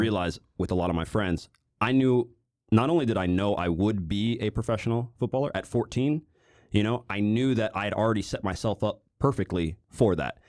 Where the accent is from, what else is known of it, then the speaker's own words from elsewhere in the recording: Overland Park, Kansas, United States; I'm from Kansas City. Uh, I was born in Overland Park, uh, Kansas in the U S.